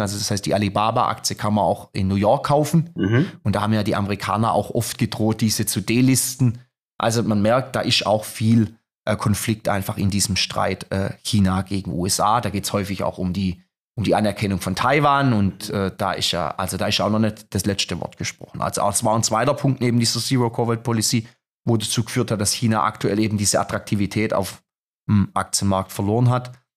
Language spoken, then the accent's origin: German; Germany; als Europäer, als Deutscher